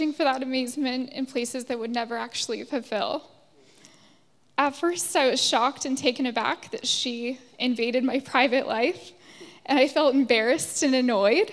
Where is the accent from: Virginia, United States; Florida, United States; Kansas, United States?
Virginia, United States; now in Dublin, Ireland; I'm from the States. I grew up in a Christian church in Virginia